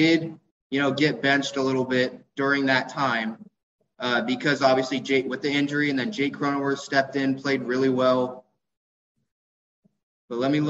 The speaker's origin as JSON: {"language": "English", "town": "San Diego", "region": "California", "country": "United States", "tie": "born or raised there", "said": "I grew up in San Diego my whole life"}